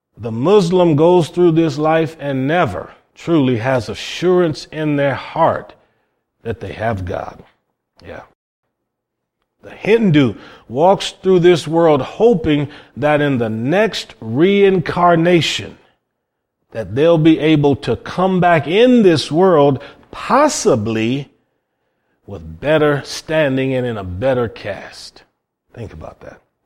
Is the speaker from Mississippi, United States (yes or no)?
no; Cleveland, Ohio, United States; I come from Cleveland, Ohio